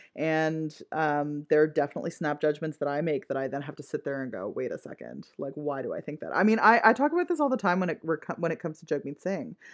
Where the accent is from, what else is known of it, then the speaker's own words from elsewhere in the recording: Ottawa, Ontario, Canada; the area of Ottawa that I grew up in was very white